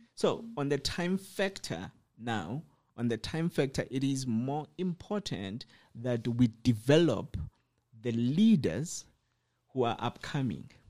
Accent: Cape Town, Western Cape, South Africa; I come from Cape Town, so I was staying in Khayelitsha

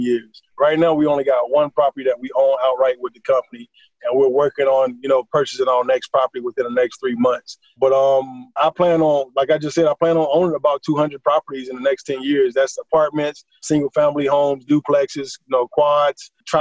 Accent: Atlanta, Georgia, United States; Here in my hometown, Atlanta, Georgia

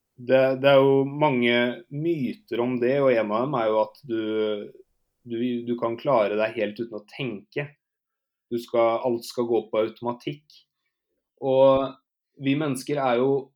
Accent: Norway; also born or lived in Canada; hjemme i Norge

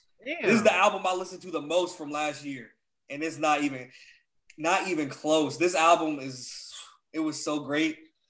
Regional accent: New York City, New York, United States; I'm from New York, right? I'm from New York, man, not you.

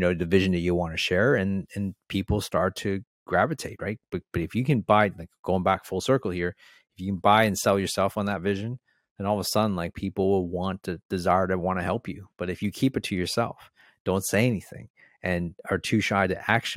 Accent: Toronto, Ontario, Canada; moved away as an adult; now in Australia; I'm from Toronto

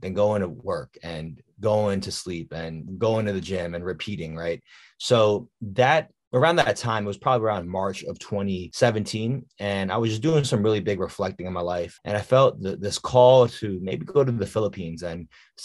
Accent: Washington, District of Columbia, United States; born or raised there

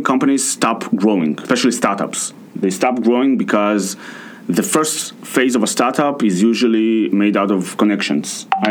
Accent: Russia; now in Tel Aviv, Israel; I'm from Russia.

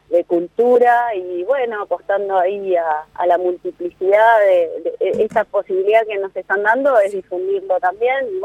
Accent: Argentina; donde al mismo tiempo estemos aprendiendo y acercándonos a un conocimiento de lo que somos como argentinos, de las capacidades que tenemos

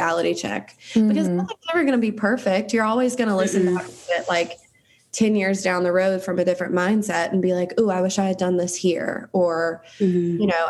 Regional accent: South Carolina, United States; I was raised in South Carolina. Like, that's just never going to change, and I can't change my accent.

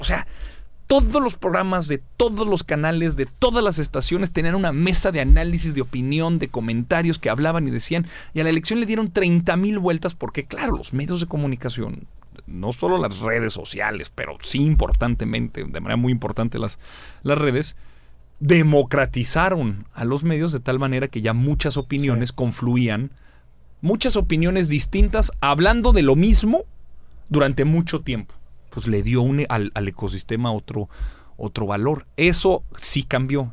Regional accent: Torreón, Coahuila, Mexico; Yo nací en Torreón.

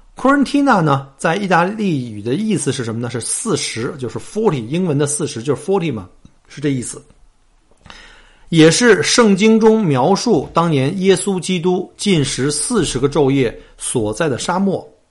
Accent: China; now in Australia; 我们中国人

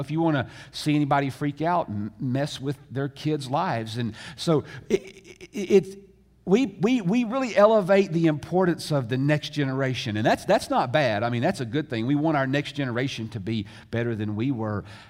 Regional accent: the South, United States; I grew up in America. In fact, I grew up in the South.

